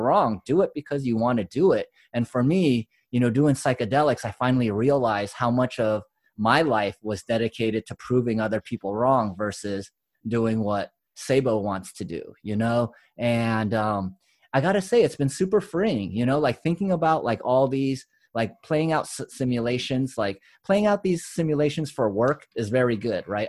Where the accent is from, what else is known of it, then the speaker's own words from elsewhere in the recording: United States; we grew up on the West and East Coast, like, we're in multicultural areas